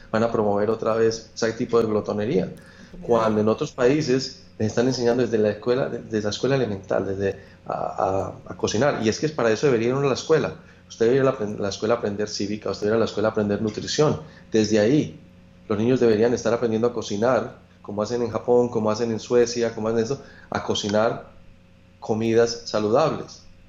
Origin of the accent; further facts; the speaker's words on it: Manizales, Caldas, Colombia; moved away; Yo soy de Manizales, de las montañas